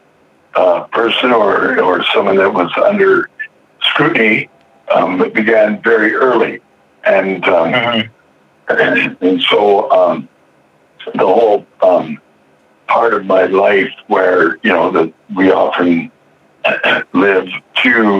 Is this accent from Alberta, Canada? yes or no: yes; Alberta, Canada; moved away as an adult; now in Vancouver, Canada; I'm originally from Alberta, which is the next province over, but I've been living in Vancouver for a few years now.